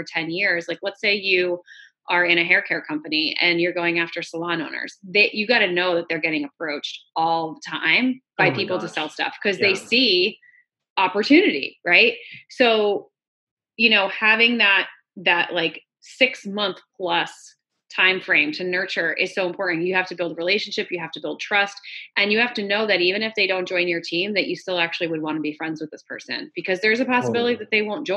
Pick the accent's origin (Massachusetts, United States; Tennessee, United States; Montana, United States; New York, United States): New York, United States; born or raised there